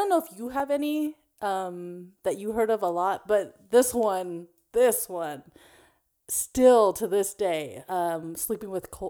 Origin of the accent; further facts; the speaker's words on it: Philippines; I'm Filipino.